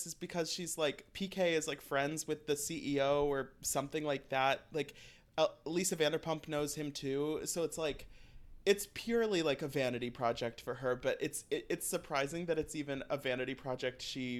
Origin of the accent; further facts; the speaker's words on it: Midwest, United States; I'm from the Midwest